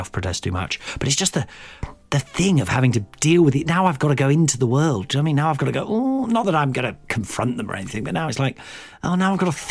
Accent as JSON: {"language": "English", "region": "Midlands", "country": "United Kingdom", "tie": "born or raised there", "said": "growing up in the Midlands"}